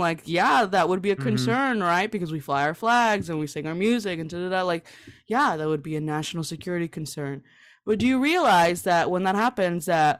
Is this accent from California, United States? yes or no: yes; California, United States; and I grew up in California.